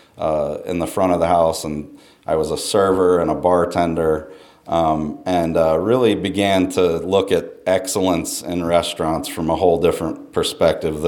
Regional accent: Charlottesville, Virginia, United States; also born or lived in North Carolina; I grew up in Charlottesville, Virginia

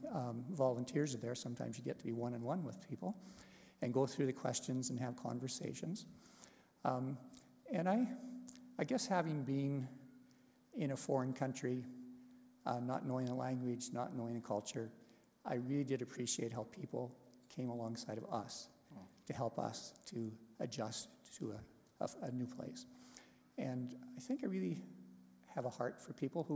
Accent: Canada; moved away as an adult; also born or lived in Taiwan; we had to come back home to Canada

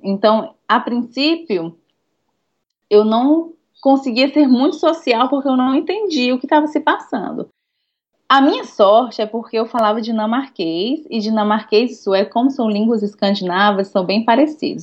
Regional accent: Fortaleza, Ceará, Brazil; moved away as an adult; also born or lived in Denmark; now in Stockholm, Sweden; que venho de Fortaleza, Nordeste, que não existe inverno

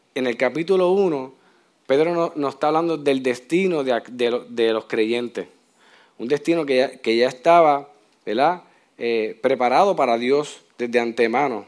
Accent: Puerto Rico

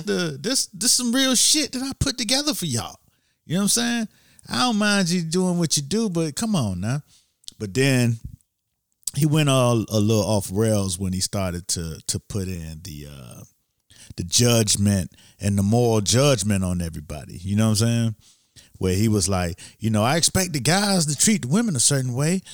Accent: Miami, Florida, United States; I'm from Miami

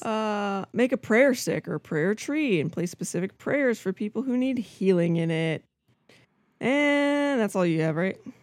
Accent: Albuquerque, New Mexico, United States; when I was growing up in Albuquerque, New Mexico

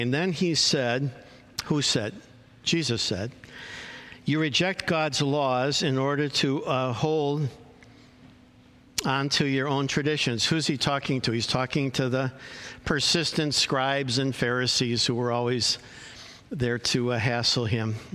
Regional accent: Chicago, Illinois, United States; now in California, United States; I came from Chicago to California, and in, uh, and in Chicago, family is huge.

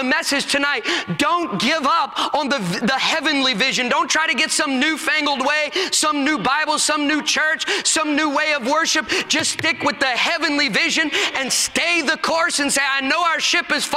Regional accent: United States; we are going to sit down as American Christians

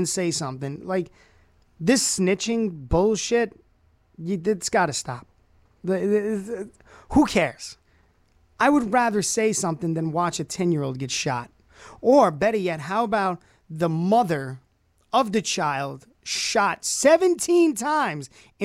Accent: New York City, New York, United States; moved away as an adult; also born or lived in Brockport, New York; now in Rochester, United States; I was born and raised in Brooklyn, New York. Bensonhurst, Coney Island, right in the middle, smack dab

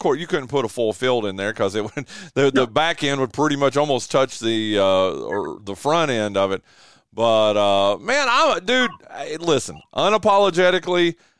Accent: Elkin, North Carolina, United States; growing up in Elkin, North Carolina, and, you know, northwestern North Carolina

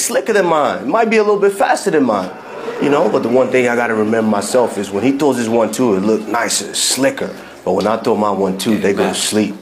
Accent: Georgia; English is a second language; moved away; I grew up in Georgia.

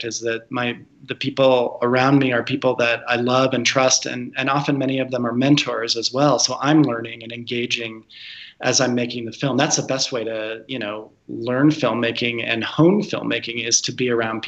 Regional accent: Colorado Springs, Colorado, United States; moved away as an adult; also born or lived in San Francisco; I grew up in one of the more conservative towns in America, Colorado Springs

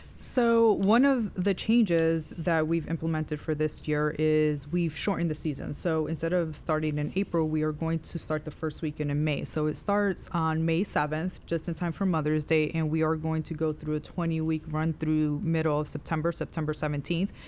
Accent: New York City, New York, United States; moved away as an adult; also born or lived in Clover, South Carolina; now in South Carolina, United States; I am from New York City

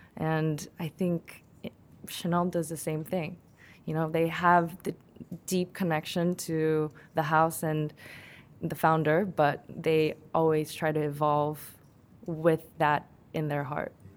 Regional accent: South Korea; now in United States; I was born and raised in Korea, but I moved to America and I had to adapt

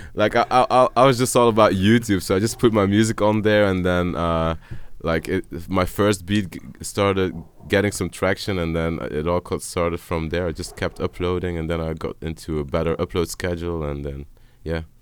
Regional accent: Dutch speaking part, Flanders, Belgium; I'm from the Dutch speaking part

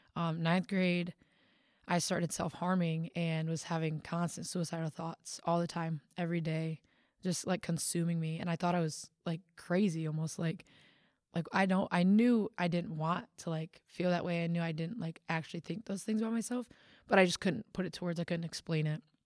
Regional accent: Big Rapids, Michigan, United States; I am from Michigan

